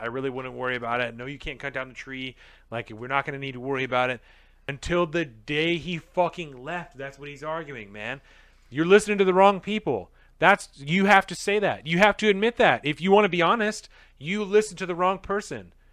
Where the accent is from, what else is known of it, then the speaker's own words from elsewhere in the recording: United States; As an American